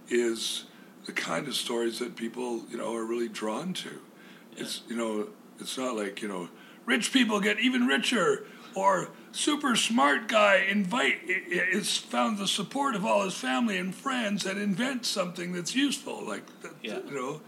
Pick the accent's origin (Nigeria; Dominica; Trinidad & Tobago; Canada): Canada; Camrose, Alberta; moved away as an adult; my hometown